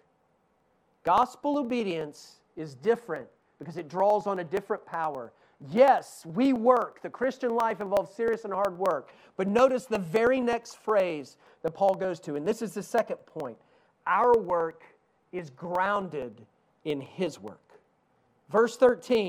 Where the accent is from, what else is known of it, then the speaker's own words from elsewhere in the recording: East Tennessee, United States; accent: Southern; I grew up in East Tennessee.